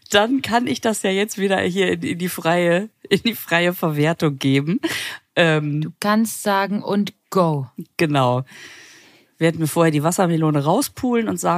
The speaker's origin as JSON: {"language": "German", "town": "Düsseldorf", "region": "North Rhine-Westphalia", "country": "Germany", "said": "Ich komme aus Düsseldorf, deswegen passen unsere Verabschiedungen perfekt."}